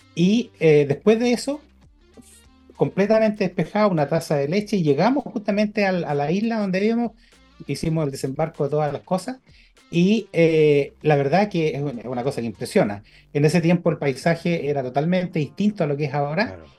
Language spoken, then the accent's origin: Spanish; Chile